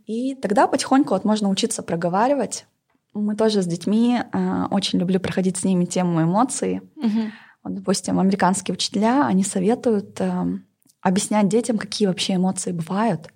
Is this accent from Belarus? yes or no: no; Northern Kazakhstan, Kazakhstan; я поработала и на севере Казахстана, откуда я родом